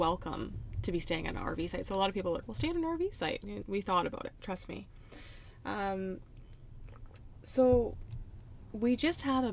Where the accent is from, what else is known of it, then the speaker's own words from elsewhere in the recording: Port Hardy, British Columbia, Canada; moved away as an adult; I'm going to Port Hardy because of my finances and my living situation. So basically, I had to turn down a job that I was really looking forward to do and go back home to my hometown